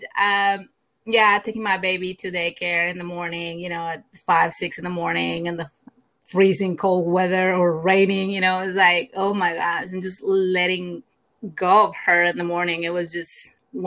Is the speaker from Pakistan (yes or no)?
no; Mexico; English is a second language; moved away as an adult; now in United States; I grew up in Mexico. I moved to the U.S. probably like 15 years ago. And I did not, of course, speak the language